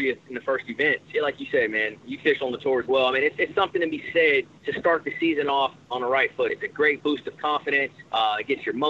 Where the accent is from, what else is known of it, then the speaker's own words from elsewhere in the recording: Richmond, California, United States; also born or lived in Fairfield, California; I'm born and raised in Richmond, California